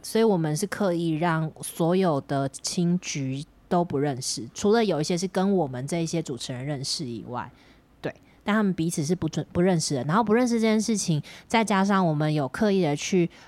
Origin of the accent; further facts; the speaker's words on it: Miaoli County, Taiwan; also born or lived in Taipei; now in Taoyuan, Taiwan; 我是台北出生，然后搬到苗栗的苗栗人